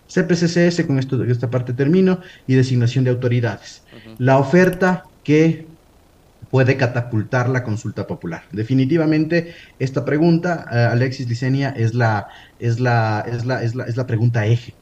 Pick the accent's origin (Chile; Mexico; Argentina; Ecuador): Ecuador